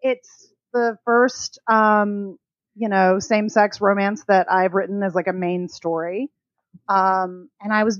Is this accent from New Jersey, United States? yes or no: no; Alabama, United States; I'm from Alabama. It's hot as Satan's armpit here all the time